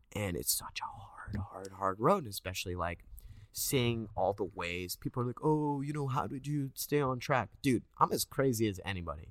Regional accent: Westlake Village, California, United States; moved away as an adult; also born or lived in Agoura Hills; I grew up in Westlake, but I went to school in Agora Hills.

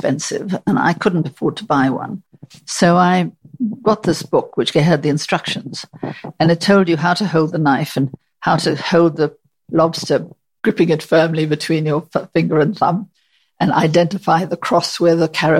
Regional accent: South Africa; moved away as an adult; now in United Kingdom; I came from South Africa

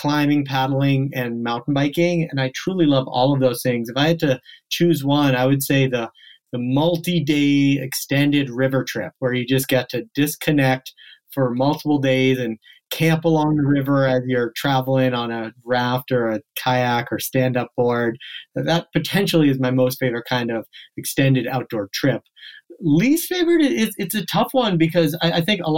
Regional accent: just outside of Boston in New England, Massachusetts, United States; also born or lived in South Africa; I was born in South Africa, I grew up on the East Coast, just outside of Boston in New England

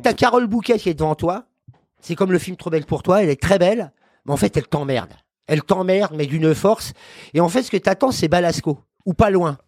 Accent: Paris, Île-de-France, France; Je suis parisien déjà par principe

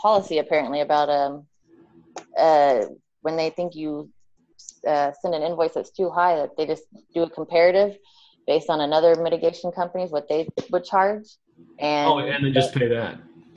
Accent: Houston, Texas, United States; I'm from Houston, Texas

